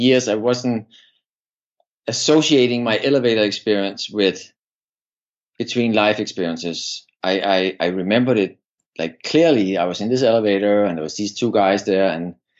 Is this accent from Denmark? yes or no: yes; Copenhagen, Capital Region of Denmark, Denmark; moved away as an adult; I'm from Denmark, and I grew up in Denmark, Copenhagen, and I lived the first 25 years of my life in Denmark